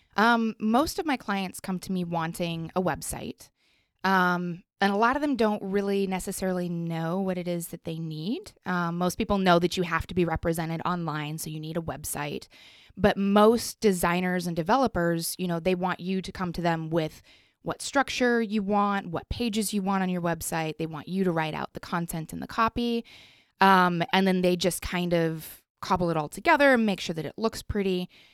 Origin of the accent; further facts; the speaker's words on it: Colorado Springs, Colorado, United States; moved away; I grew up in Colorado, so there was definitely a lot more open space